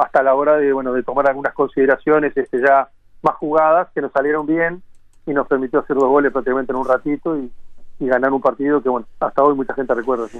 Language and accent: Spanish; Uruguay; siendo uruguayo